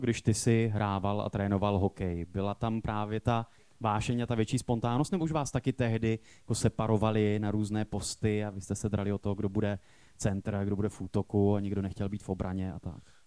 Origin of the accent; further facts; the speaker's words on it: Ostrava, Moravian-Silesian Region, Czechia; to jsem já z Ostravy